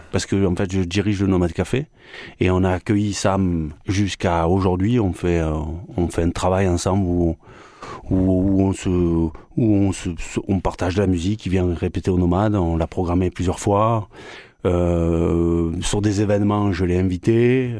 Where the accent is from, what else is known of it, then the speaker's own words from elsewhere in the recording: France; first language French; also born or lived in Marseille; Euh, un enfant de France avec des origines algériennes